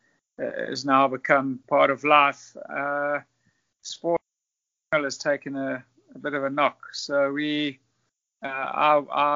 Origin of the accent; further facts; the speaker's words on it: South Africa; also born or lived in Zimbabwe / Durham, England; I was born in Zimbabwe, but lived most of my life in South Africa